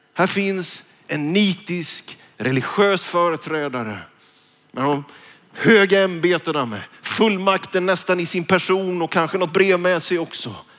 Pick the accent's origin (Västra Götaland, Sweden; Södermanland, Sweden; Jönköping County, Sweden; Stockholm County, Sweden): Jönköping County, Sweden; Vetlanda; när jag gick gymnasiet hemma i Vetlanda, Njudungsgymnasiet